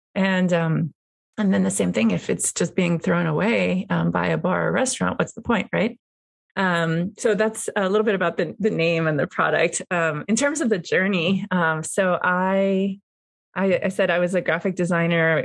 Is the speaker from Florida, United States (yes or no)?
yes; Miami, Florida, United States; moved away as an adult; also born or lived in New York City / California; now in Napa Valley, United States; I am a Cuban American. I grew up in Miami, Florida. I live in Napa Valley.